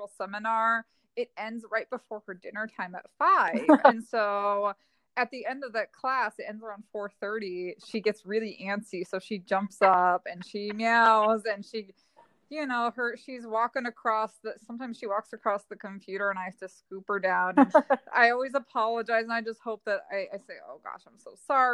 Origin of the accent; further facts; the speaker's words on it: Ohio, United States; I'm originally from Ohio